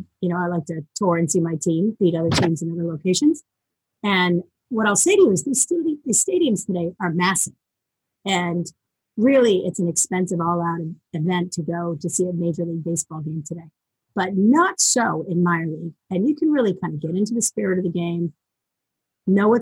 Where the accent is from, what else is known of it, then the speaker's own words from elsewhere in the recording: just outside of Boston, Massachusetts, United States; I grew up just outside of Boston